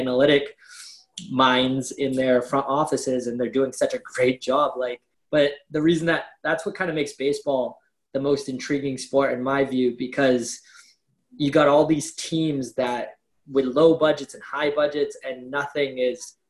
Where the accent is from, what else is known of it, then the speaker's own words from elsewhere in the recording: Massachusetts, United States; We're both from Massachusetts